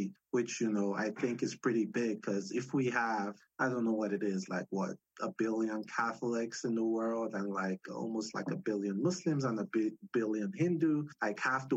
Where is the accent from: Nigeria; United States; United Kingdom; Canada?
Nigeria; moved away; I grew up in Nigeria